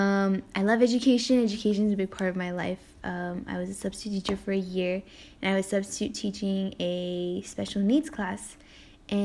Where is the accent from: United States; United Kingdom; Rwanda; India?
United States; Coachella Valley, California; I'm Mexican-American. I was born and raised in Coachella Valley.